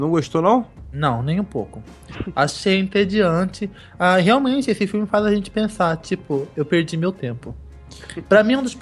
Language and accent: Portuguese; United States; born there; No, lá na América, nos Estados Unidos, onde eu nasci, é No Escape, tá?